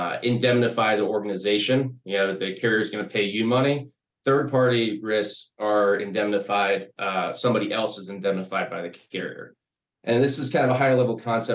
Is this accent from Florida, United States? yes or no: yes; Sarasota, Florida, United States; I was born and raised here in Sarasota